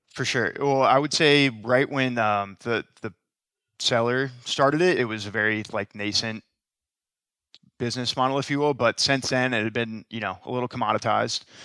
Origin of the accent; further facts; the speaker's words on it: Tampa, Florida, United States; both born and raised in Tampa, both went to the University of Florida